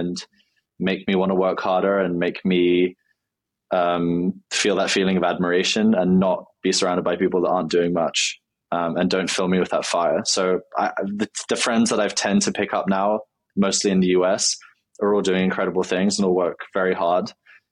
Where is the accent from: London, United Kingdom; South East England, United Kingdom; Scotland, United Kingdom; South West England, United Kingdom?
London, United Kingdom; I grew up in London